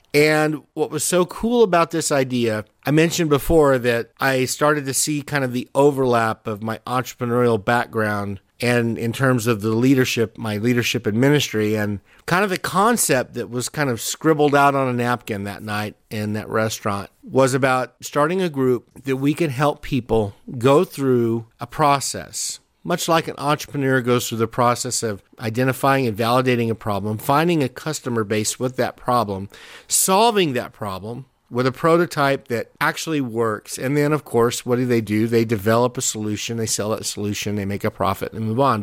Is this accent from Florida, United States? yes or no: no; Southern New Mexico, United States; also born or lived in California / Albuquerque, New Mexico; I was born in California, grew up in Southern New Mexico, and went to high school there.